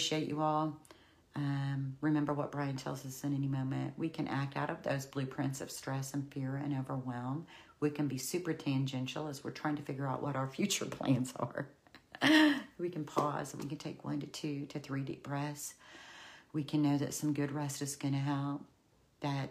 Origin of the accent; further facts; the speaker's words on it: Oklahoma, United States; I'm from Oklahoma, the land of the long goodbye